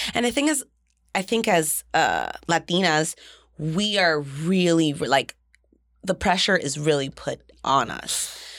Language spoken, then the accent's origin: English; Jersey City, New Jersey, United States; I'm from Jersey City